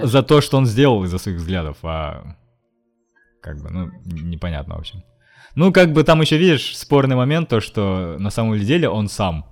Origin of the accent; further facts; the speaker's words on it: Russia; я вообще-то из России